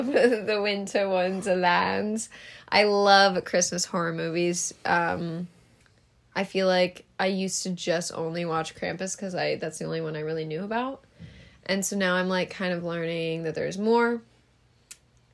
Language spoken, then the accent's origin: English; Midwest, United States; I'm from the Midwest